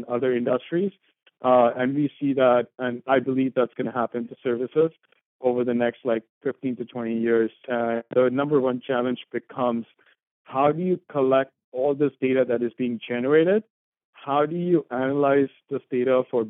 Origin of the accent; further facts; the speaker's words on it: India; moved away as an adult; also born or lived in St. Louis, United States; now in United States; I grew up in India